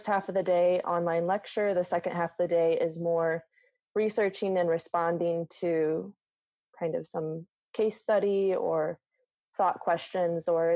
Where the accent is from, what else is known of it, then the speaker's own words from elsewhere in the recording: Midwest, United States; moved away; I grew up in the Midwest